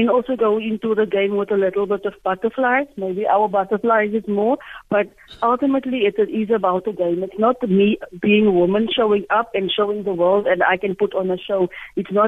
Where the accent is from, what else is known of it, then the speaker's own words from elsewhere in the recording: Port Elizabeth, Eastern Cape, South Africa; I am from Shorterville.